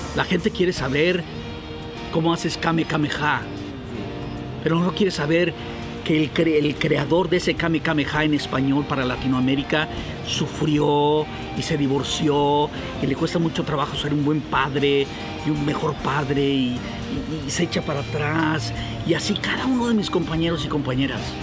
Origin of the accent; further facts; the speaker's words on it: Mexico; now in Los Angeles, United States; Mis mexicanos, mi raza, eso es lo que me hace sentir muy mexicano